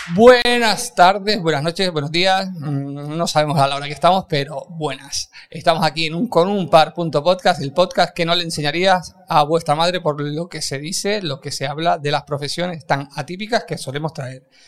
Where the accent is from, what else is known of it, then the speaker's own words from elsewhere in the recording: Canary Islands, Spain; Somos canarios